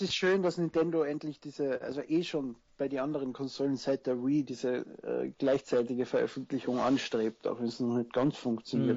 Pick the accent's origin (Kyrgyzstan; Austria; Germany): Austria; Ich bin Österreicher, wie man vielleicht hört. Also falls, falls ich in den Dialekt zurückfalle